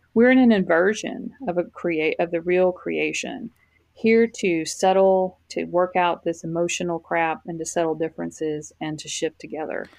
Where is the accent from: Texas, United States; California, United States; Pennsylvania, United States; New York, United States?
Texas, United States; Fort Worth; now in Florida, United States; moved to Fort Worth, Texas, where I am from